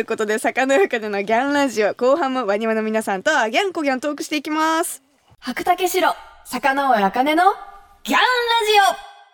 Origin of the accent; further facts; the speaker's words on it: Kumamoto, Japan; moved away; 私が生まれ育った熊本